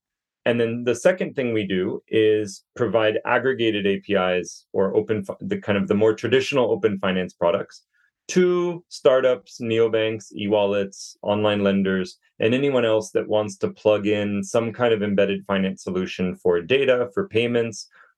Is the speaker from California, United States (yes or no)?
yes; Joshua Tree, California, United States; moved away as an adult; also born or lived in Malaysia / Indonesia / Singapore / Manila; I grew up in California, actually in Joshua Tree, for those who have visited kind of the funky areas of California. And I've been in Southeast Asia now, kind of hopping between Malaysia, Indonesia, Singapore, and Manila for about 8 years